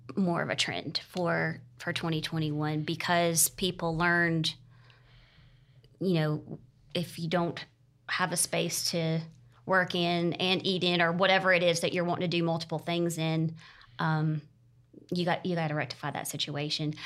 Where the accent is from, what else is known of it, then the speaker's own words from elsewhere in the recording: Greer, South Carolina, United States; also born or lived in Charleston, South Carolina; I am originally from Greer and moved back to the area about seven years ago after living in Charleston for fourteen years